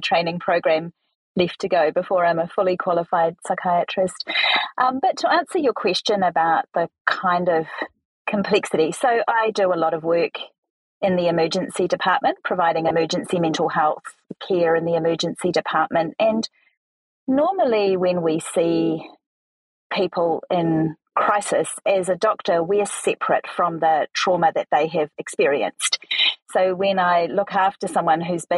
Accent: New Zealand; accent: Kiwi; my very Kiwi accent

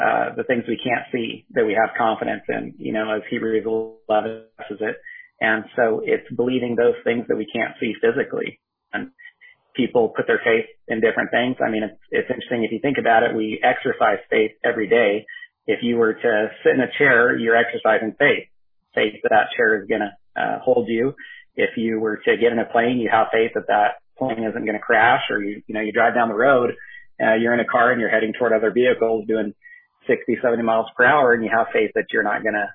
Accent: Northern California, United States; moved away as an adult; also born or lived in Southwest Washington; now in Washington, United States; my wife, Katie, and I grew up together in Northern California

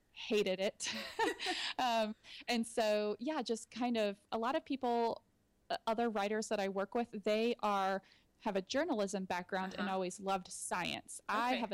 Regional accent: Austin, Texas, United States; moved away as an adult; now in Gilbert, United States; I'm originally from Austin, Texas

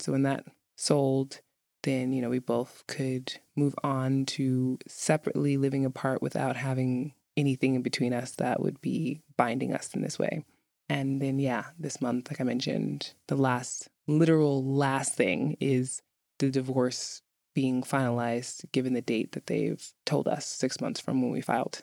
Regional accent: New York City, New York, United States; moved away as an adult; now in Reykjavik, Iceland; where I'm from in, in New York City. I'm from Brooklyn

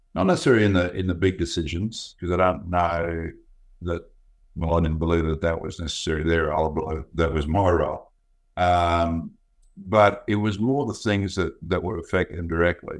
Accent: Gold Coast, Queensland, Australia; I grew up on the, uh, the Gold Coast um, back in the late 50s, early 60s

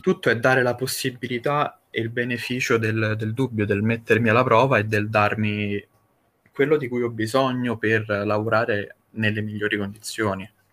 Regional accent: Rome, Lazio, Italy; io sono un ragazzo semplice di 25 anni e vengo da Roma

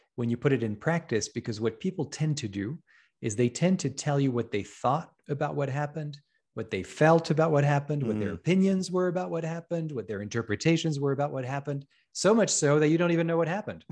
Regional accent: France; moved away as an adult; also born or lived in Paris / Hong Kong; I grew up in France

